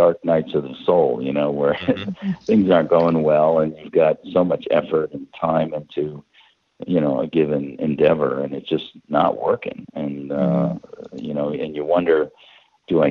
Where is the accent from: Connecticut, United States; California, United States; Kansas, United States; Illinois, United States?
Connecticut, United States; we're from Connecticut. We're not 1,000 miles near a desert